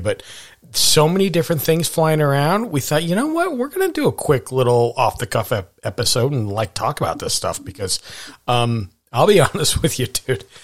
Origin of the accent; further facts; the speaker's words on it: Montana, United States; I grew up in Montana.